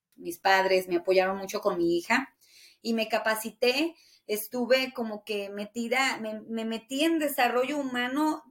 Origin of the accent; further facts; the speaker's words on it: Taxco, Guerrero, Mexico; also born or lived in Hermosillo, Sonora / Los Angeles; now in Las Vegas, United States; Tasco es mi pueblo